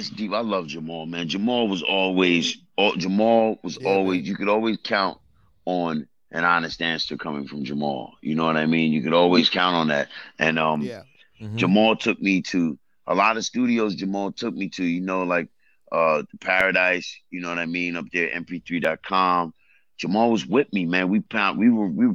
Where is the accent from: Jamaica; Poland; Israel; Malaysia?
Jamaica; moved away; I was born in Jamaica. I'm from a third world country that's hood, too.